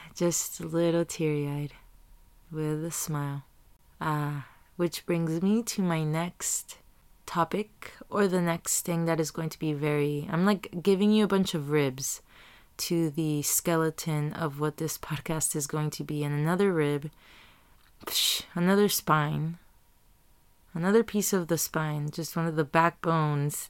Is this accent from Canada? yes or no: no; Tijuana, Baja California, Mexico; now in Chula Vista, United States; I was raised in T J, in Tijuana, Mexico, Baja California. And then I came to Chula Vista, and then I was raised here too